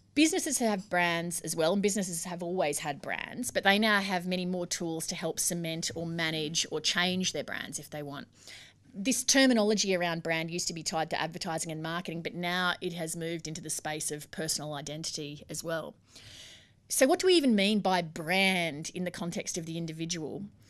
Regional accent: Brisbane, Queensland, Australia; moved away; I grew up in Brisbane and I went to school and university

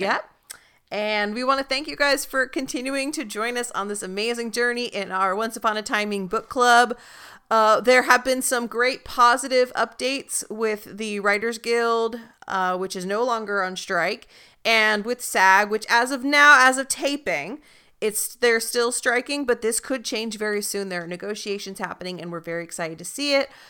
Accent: Salinas, California, United States; I am from the Salinas, Monterey area

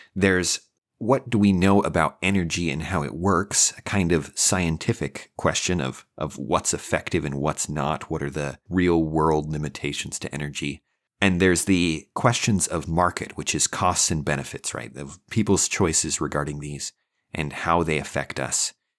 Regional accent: Idaho, United States; now in Texas, United States; Right, I'm from Idaho

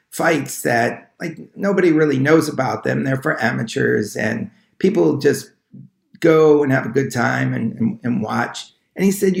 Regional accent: Long Island, New York, United States; I grew up in Long Island

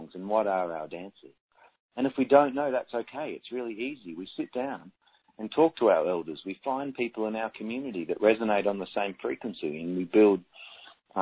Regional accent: Australia; as an Australian

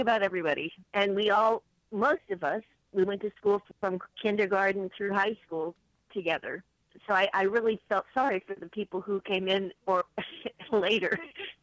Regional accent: Union, Missouri, United States; moved away as an adult; now in San Francisco, United States; I grew up in a small town outside of St. Louis, one of six children. It's about 50 miles southwest. It's called Union, Missouri

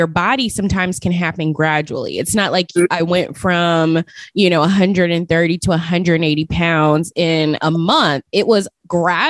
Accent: Las Vegas, Nevada, United States; moved away; I'm originally from Las Vegas

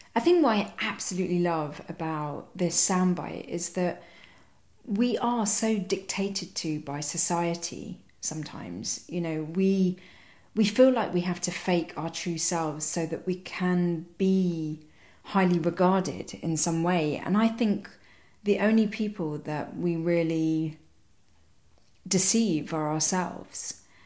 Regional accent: London, United Kingdom; I was born in London. I've hardly been to Sri Lanka. I can't speak the language, um, can't read the writing. Uh, you know, I very much don't know anything about my country of origin. And then, sort of growing up in London

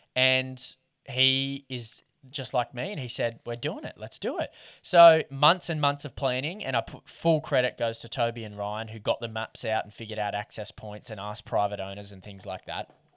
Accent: Lake Macquarie, New South Wales, Australia; I grew up in Lake Macquarie

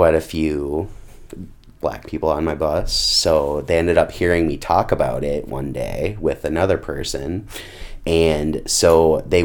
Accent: Rockford, Minnesota, United States; also born or lived in Buffalo, Minnesota; I grew up in Rockford, went to school in Rockford for quite a long time.

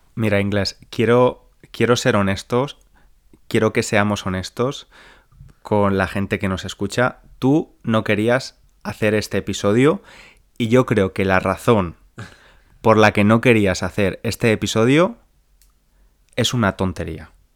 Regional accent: Spain; mis vacaciones de verano como niño español

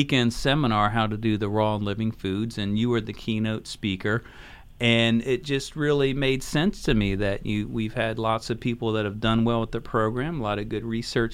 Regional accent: Philadelphia, Pennsylvania, United States; I grew up in Philadelphia

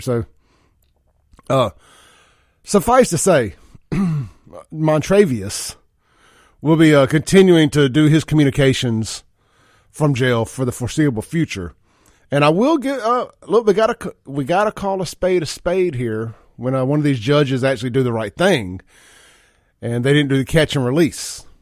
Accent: Jackson, Mississippi, United States; I am from South Jackson

